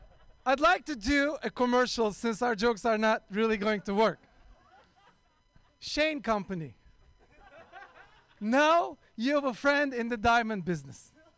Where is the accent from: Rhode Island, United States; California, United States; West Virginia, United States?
California, United States; Oakland; I'm also from Oakland